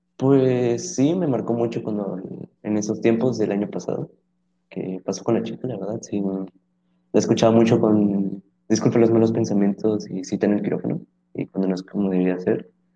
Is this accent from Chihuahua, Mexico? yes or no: no; Monterrey, Nuevo León, Mexico; somos de su misma ciudad